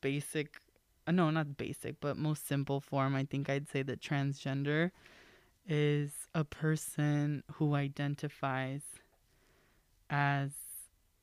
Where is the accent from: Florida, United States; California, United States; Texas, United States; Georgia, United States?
California, United States; Los Angeles; I was born and raised here in the San Fernando Valley, or the 818